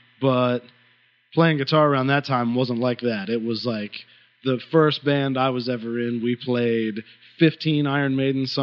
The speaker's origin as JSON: {"language": "English", "town": "Connellsville", "region": "Pennsylvania", "country": "United States", "tie": "born or raised there", "said": "I'm from a little town called Connellsville, Pennsylvania, which is in the southwest corner of Pennsylvania"}